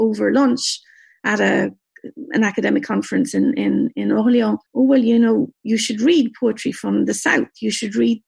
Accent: Glanmire, Munster, Ireland; moved away as an adult; also born or lived in Ballincollig; now in Paris, France; I was brought up in Glanmire in an Irish-speaking community

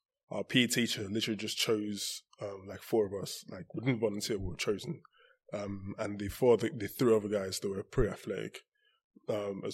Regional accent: Nigeria; also born or lived in Saudi Arabia / Loughborough; now in Houston, United States; I was born in Nigeria, born and partly raised in Nigeria

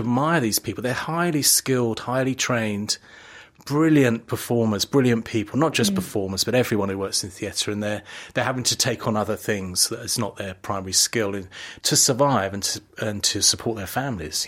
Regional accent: London, United Kingdom; I was born in London, East yeah. London, a very ordinary working class family, but my parents loved theatre and they took me always in the cheapest seats

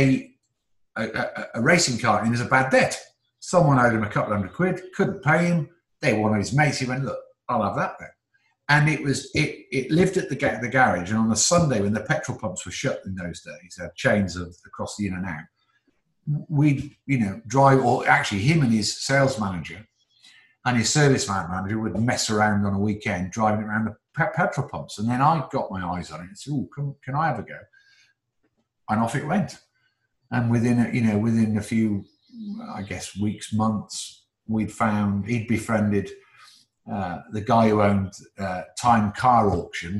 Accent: Newcastle, North East England, United Kingdom; also born or lived in Oxford; I was born in Oxford, but I only spent like 4 years of my life there. And then we went up to the northeast to Newcastle

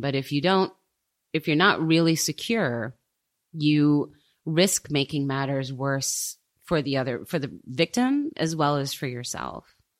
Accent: United States; now in Germany; I'm American

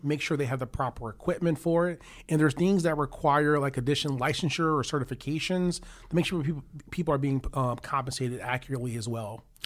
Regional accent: Chicago, Illinois, United States; now in Cleveland, United States; I'm from Chicago

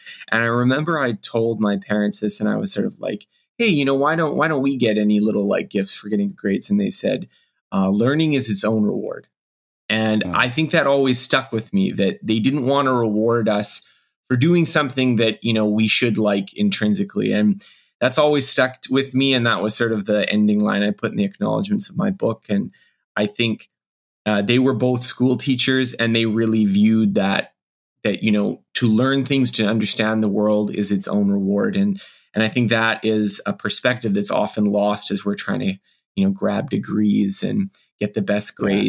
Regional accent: Canada; I am Canadian

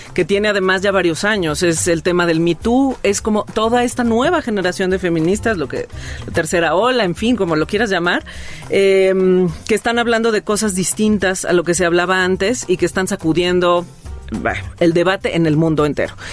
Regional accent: Mexico; qué somos, cómo somos los mexicanos

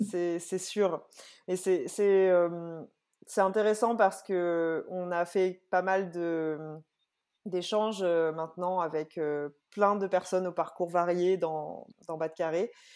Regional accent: Réunion; quand on vient de la Réunion

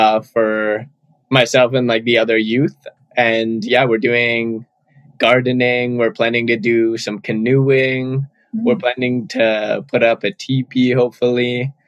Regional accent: Ottawa, Ontario, Canada; also born or lived in Toronto; I'm born and raised in Ottawa here in unceded, unsurrendered Algonquin territory. And for the last 4 years or so, I've been living in Toronto, going to school at U of T.

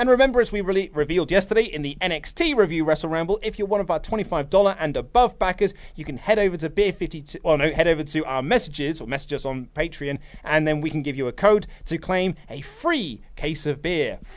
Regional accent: Germany; Because it might just be a cultural thing since I'm from Germany, and you know we have a bit of history when it comes to that kind of stuff.

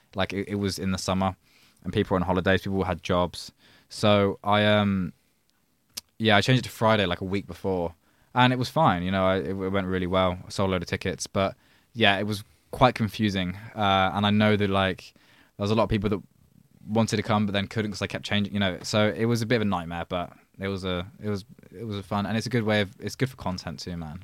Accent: a village outside Oxford, South East England, United Kingdom; but I grew up in Oxford. Well, I grew up, I say Oxford is some village outside of Oxford

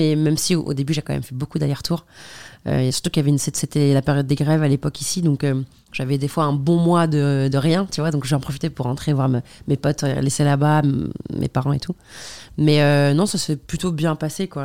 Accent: Algeria; moved away as an adult; also born or lived in Paris, France; now in France; je viens d'Algérie, que j'étudie en Algérie

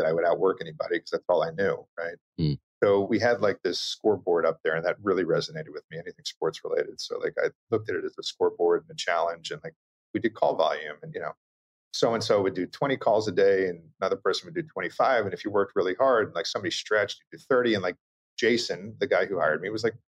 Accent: Long Island, New York, United States; moved away; I grew up on Long Island

